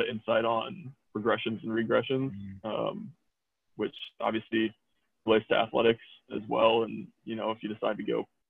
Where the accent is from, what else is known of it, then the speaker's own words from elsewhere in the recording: United States; I'm American